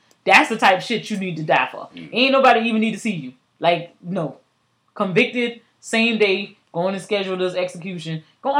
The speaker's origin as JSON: {"language": "English", "town": "Savannah", "region": "Georgia", "country": "United States", "tie": "born or raised there", "said": "the 912. That's Savannah, Georgia, y'all. My hometown."}